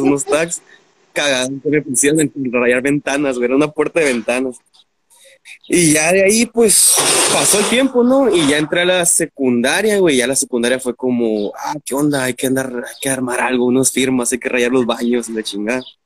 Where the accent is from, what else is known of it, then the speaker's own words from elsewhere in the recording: Mexicali, Baja California, Mexico; Aquí, nacido en Chicali de Chicali para el mundo.